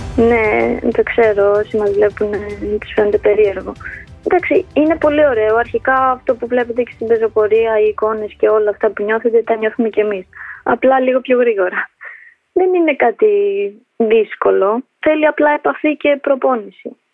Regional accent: Athens, Attica, Greece; also born or lived in Tirana, Albania; γεννήθηκα στην Αλβανία, τα Τύρανα. Ήρθαμε με τους γονείς μου στην Ελλάδα όταν ήμουν ενός. Μέναμε από πάντα Αθήνα, Ηλίσια

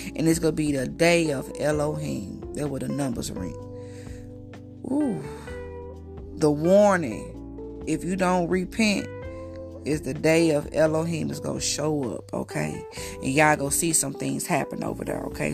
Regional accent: United States; accent: country; I'm from the States. I'm a little country. I come from the country, basically

